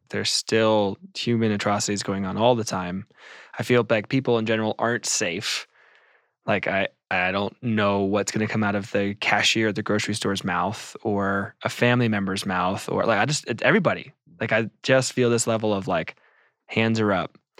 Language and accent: English; United States